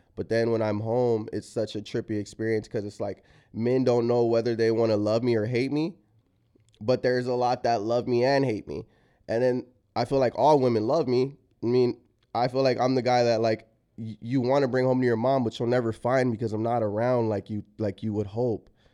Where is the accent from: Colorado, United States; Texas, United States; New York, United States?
Texas, United States; San Antonio; moved away as an adult; also born or lived in Los Angeles; I am from San Antonio where it's like a super conservative town